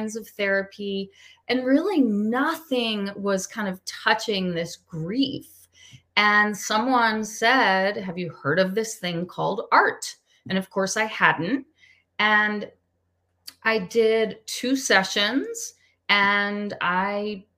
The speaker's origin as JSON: {"language": "English", "town": "Washington", "region": "District of Columbia", "country": "United States", "also_born_or_lived": "Pennsylvania / Maryland", "said": "I'm originally from the Washington, D.C. area"}